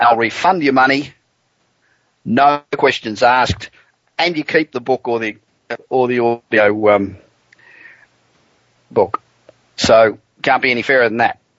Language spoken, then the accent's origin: English; Los Angeles, California, United States; coming to you this week from my hometown of Los Angeles, where the weather is beautiful as usual now